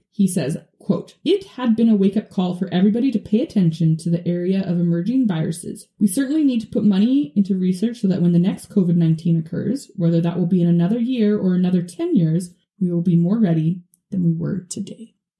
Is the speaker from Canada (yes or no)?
yes; Canada; for us as Canadians too, right?